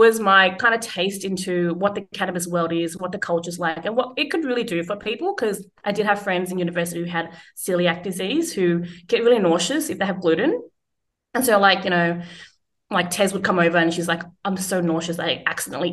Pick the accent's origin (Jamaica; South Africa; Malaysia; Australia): Australia; as a first generation growing up in Australia